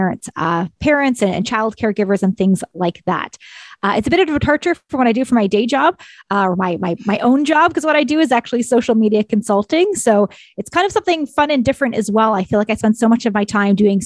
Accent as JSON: {"language": "English", "region": "Ontario", "country": "Canada", "moved": "yes", "said": "I'm originally from Ontario"}